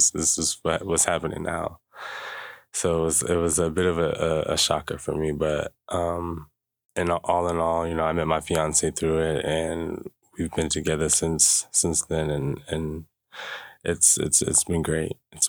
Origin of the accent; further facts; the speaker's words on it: Jacksonville, Florida, United States; moved away as an adult; now in Juneau, United States; I'm from Jacksonville, Florida. Hello, everyone. From Jacksonville, Florida. I've been in Juneau for 3 years now, going on 4